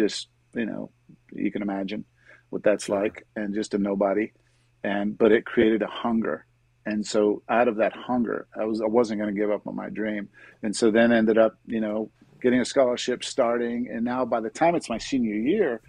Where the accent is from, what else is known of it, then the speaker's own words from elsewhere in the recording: Miami, Florida, United States; also born or lived in Pittsburgh, Pennsylvania / Jacksonville, Florida; I grew up in Miami